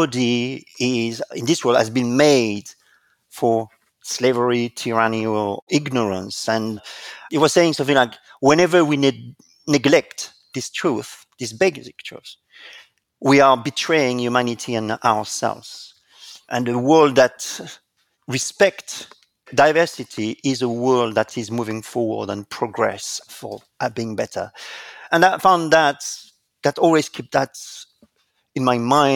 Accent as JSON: {"language": "English", "country": "France", "tie": "born or raised there", "accent": "French", "second_language": "English", "moved": "as an adult", "lives_now": "United Kingdom", "said": "I was indeed born in France, and there is no doubt, as you can hear with my accent"}